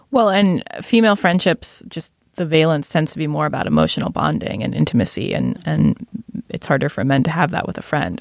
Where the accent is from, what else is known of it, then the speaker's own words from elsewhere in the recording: Shaker Heights, Ohio, United States; recognizing my hometown